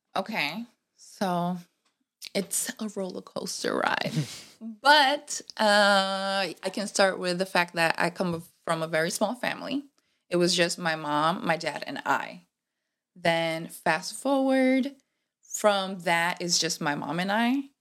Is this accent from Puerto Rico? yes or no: yes; Puerto Rico; first language Spanish; English is a second language; moved away as an adult; also born or lived in Rhode Island, United States; now in United States; I am from P R. I moved recently, well, not recently, it's gonna be five years